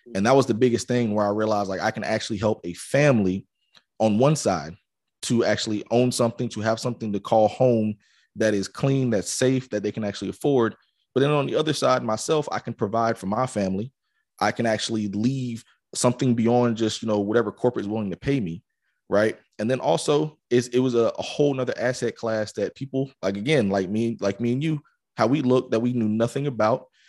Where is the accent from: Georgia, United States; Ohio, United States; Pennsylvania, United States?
Georgia, United States; Atlanta; I grew up in Atlanta